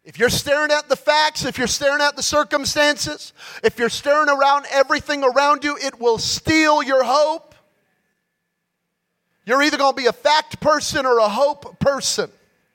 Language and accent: English; California, United States; Yeah, but I'm from Cali. It's really green.